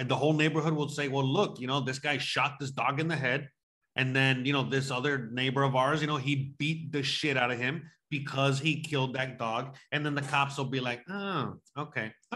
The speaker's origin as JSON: {"language": "English", "region": "Florida", "country": "United States", "moved": "yes", "lives_now": "Mexico", "said": "I tell people I'm from Florida"}